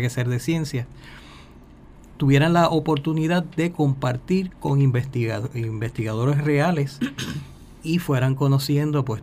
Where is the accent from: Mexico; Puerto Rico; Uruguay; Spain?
Puerto Rico; San Juan; Pues eh, yo nací en San Juan